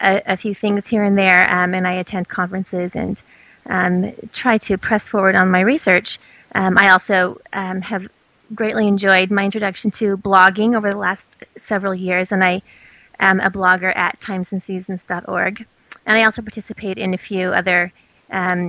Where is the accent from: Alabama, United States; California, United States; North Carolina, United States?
California, United States; Southern; also born or lived in Provo, Utah / Porto, Portugal / San Diego; in Southern California